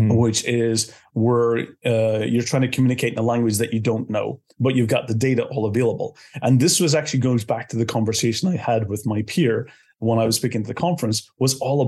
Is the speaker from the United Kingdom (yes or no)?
yes; Belfast, Northern Ireland, United Kingdom; moved away as an adult; now in Estonia; I'm originally from Belfast, from Northern Ireland, but I've been based in Estonia for the last 20 years.